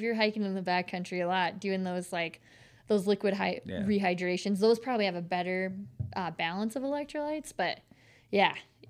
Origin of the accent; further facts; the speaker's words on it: Bozeman, Montana, United States; I was born in Bozeman. Yeah. And so kind of lifelong, I was a Cats fan.